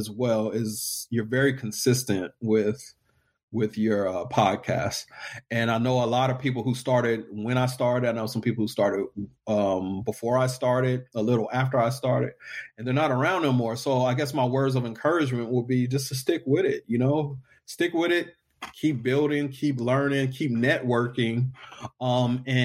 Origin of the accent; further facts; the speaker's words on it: Killeen, Texas, United States; I'm from a small town in Texas. I'm from Killeen, Texas